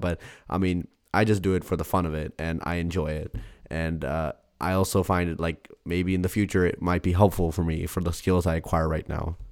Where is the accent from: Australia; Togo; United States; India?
India; I'm Indian